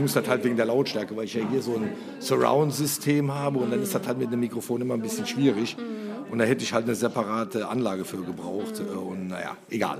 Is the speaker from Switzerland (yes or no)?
no; Germany; moved away; da, wo ich herkomme, von der Mosel, äh, meine Eltern 50 äh, Jahre lang ein Hotel gemacht haben, war Tanztee eigentlich gang und gäbe. Also ich bin mit Tanztee groß geworden